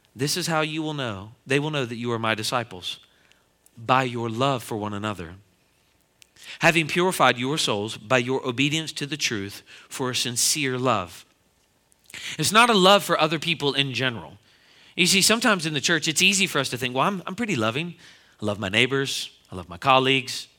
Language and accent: English; Philadelphia, Pennsylvania, United States; I'm from the Philadelphia area